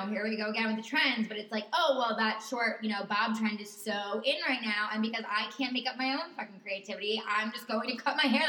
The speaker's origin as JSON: {"language": "English", "region": "New York", "country": "United States", "said": "being a New Yorker"}